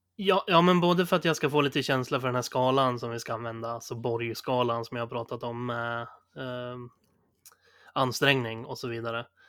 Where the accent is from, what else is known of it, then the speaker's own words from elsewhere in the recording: Sundsvall, Västernorrland County, Sweden; moved away; de rundorna jag är van att gå hemma i Sundsvall